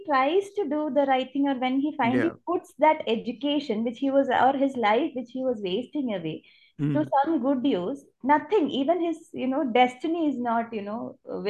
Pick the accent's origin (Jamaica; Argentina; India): India; Thiruvananthapuram, Kerala; this isn't set in Trivandrum, not like, that's my hometown.